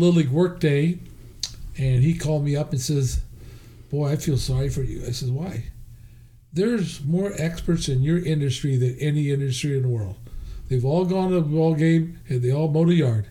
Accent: Medford, Oregon, United States; also born or lived in Portland, Oregon; I grew up in down in Medford

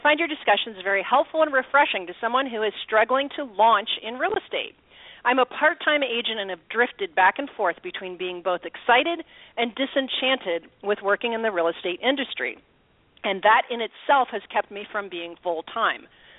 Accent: Midwest, United States; now in Austin, United States; So we do feel for you guys that we live in sunny Austin, Texas. We are originally from the Midwest

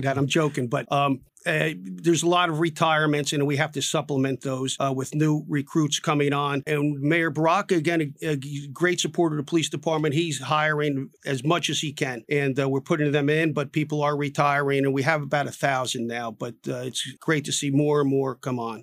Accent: Newark, New Jersey, United States; I was born in Newark, raised in Newark

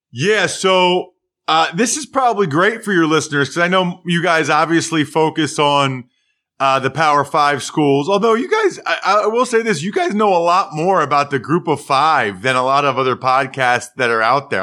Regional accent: Pennsylvania, United States; like every kid in Pennsylvania

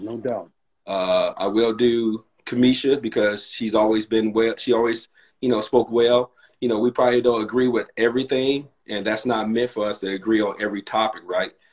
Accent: Gary, Indiana, United States; accent: little Southern twang; I came I came from Gary, Indiana, which is in the Midwest

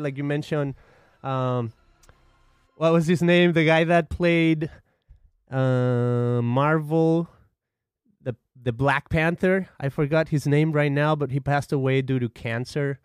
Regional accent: Guadalajara, Jalisco, Mexico; now in United States; I'm from Mexico. I come from a city called Guadalajara, I've been in the United States for about 17 years or so.

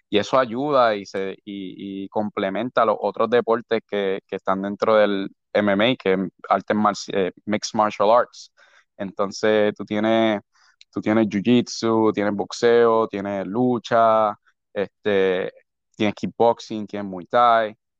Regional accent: San Juan, Puerto Rico; De San Juan, nací criado en San Juan.

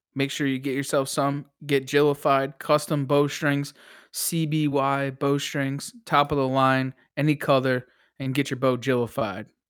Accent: Connecticut, United States; I'm from Connecticut

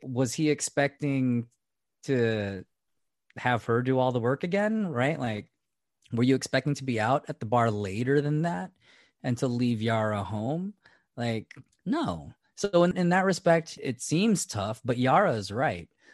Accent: Fairfield, California, United States; also born or lived in Seattle; when I moved from Seattle back home, which was the Vacaville, Fairfield area

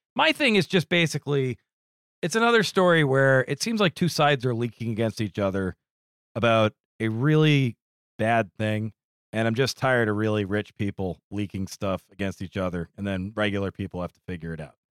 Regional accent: New England, United States; I'm a New England boy

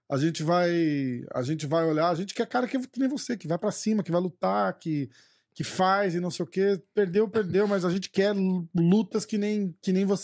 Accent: Brazil; porque a gente é brasileiro.

